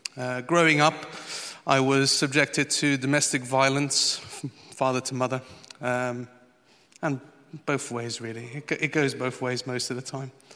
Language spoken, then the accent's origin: English; Portugal; moved away; I went back to the old country. I'm from Portugal.